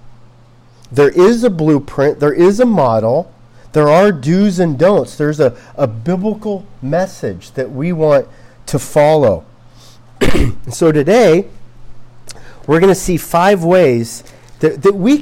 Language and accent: English; Los Angeles, California, United States; I'm from Los Angeles